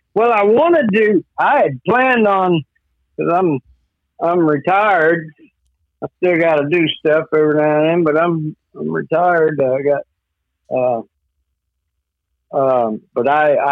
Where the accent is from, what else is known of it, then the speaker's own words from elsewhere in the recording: Fair Grove, Missouri, United States; also born or lived in Pleasant Hope, Missouri; From Fair Grove, Missouri. I grew up